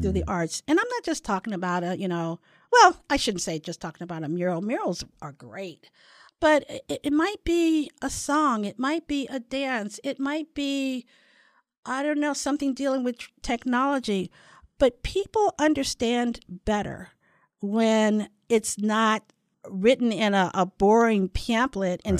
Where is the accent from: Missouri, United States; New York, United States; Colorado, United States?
Missouri, United States; St. Louis; now in San Diego, United States; ran uh, an organization in St. Louis back in my hometown